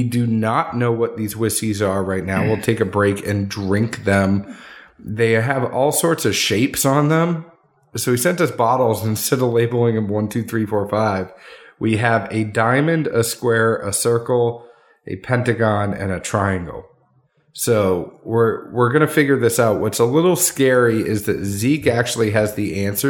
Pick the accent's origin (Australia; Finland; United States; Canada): United States; the North; now in the South, United States; I had growing up in the North